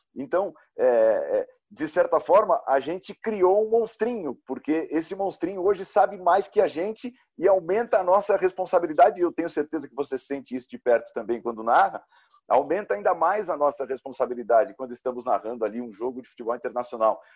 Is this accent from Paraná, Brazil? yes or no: no; São Caetano do Sul, São Paulo, Brazil; do meu azulão do São Caetano, lá em São Caetano, de onde eu venho